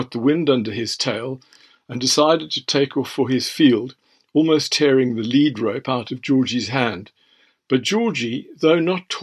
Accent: Western Cape, South Africa; moved away as an adult; now in England; I was from the Cape and had lived here for decades

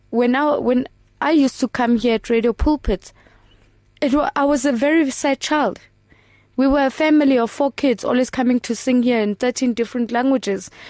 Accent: Potchefstroom, North West, South Africa; born there; I was born in Potchefstroom in the early 1980s where I was abandoned by my birth parents

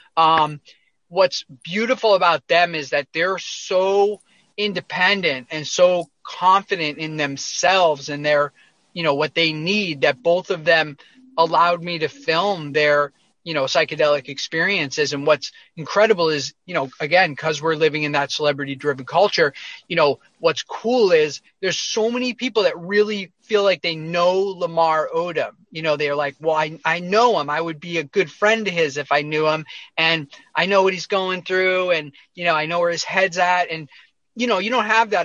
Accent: near Boston, Massachusetts, United States; I grew up uh, near Boston, outside of Boston, Massachusetts, in a suburb.

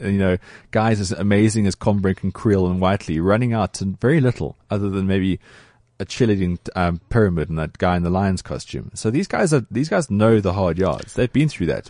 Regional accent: South Africa; as a South African

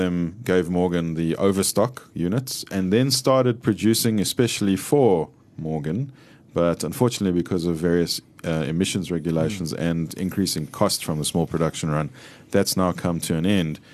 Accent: United Kingdom; Being British, of course, ours are both off the road at the moment, yeah.

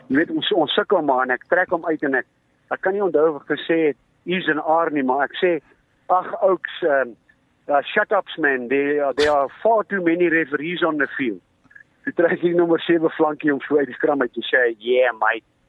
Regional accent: East Rand, Gauteng, South Africa; ek is van die Oosrand

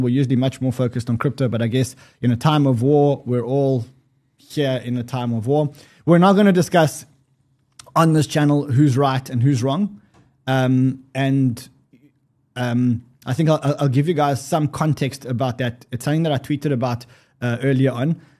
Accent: Israel; I'm Israeli. I was born in Israel.

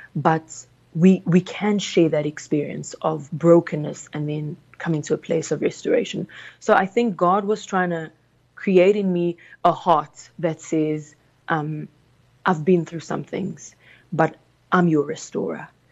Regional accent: South Africa; English is a second language; also born or lived in Congo; I was raised in South Africa, born in the Congo. We came when I was about nine years old to South Africa

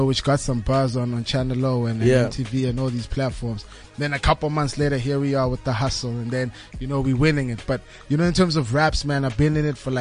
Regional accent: Kempton Park, Gauteng, South Africa; also born or lived in Tembisa; is a 24-year-old guy, man, you know, who grew up in the East Rand, Kempton Park.

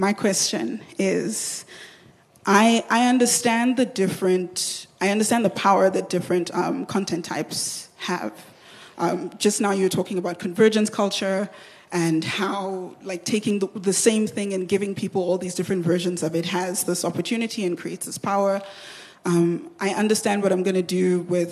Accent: Nigeria; I'm Nigerian

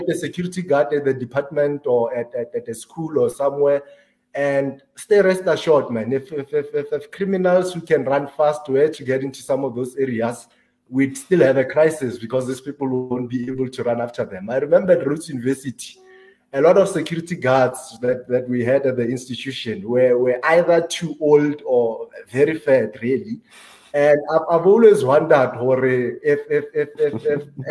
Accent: South Africa; I grew up in a township called Lewakhumu

